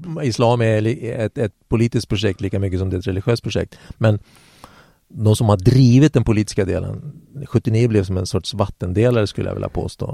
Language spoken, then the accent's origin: Swedish; Eskilstuna, Södermanland, Sweden; där är jag född